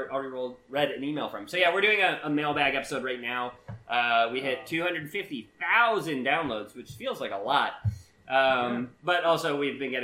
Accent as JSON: {"language": "English", "country": "Canada", "said": "we are from Canada"}